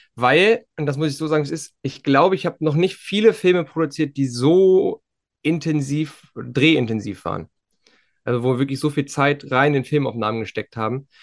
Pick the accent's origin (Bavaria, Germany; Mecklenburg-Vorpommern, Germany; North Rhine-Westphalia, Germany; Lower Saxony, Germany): Mecklenburg-Vorpommern, Germany; Western Pomerania; bei uns in Vorpommern